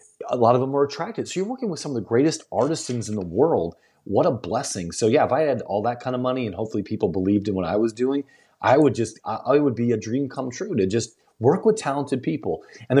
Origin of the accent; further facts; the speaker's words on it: Southern United States, United States; also born or lived in New York; growing up in the South, you know, there was a delineation, culturally speaking